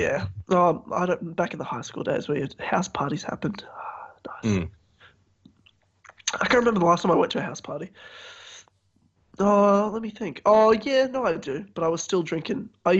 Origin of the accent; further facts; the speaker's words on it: Queensland, Australia; North Queensland, my home state.